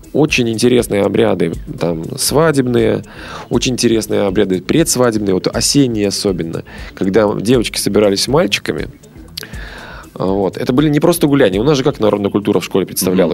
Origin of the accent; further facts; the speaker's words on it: Belarus; в Беларуси, да, откуда я родом